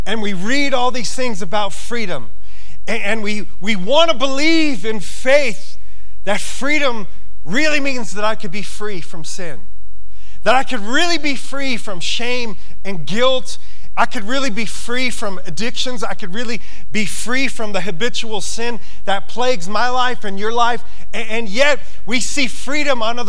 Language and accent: English; New York, United States; now in Montana, United States; I come from New York